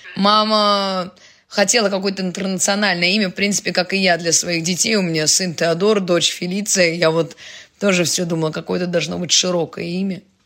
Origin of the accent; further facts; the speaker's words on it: Saint Petersburg, Russia; now in Kazan, Russia; я же родилась в Ленинграде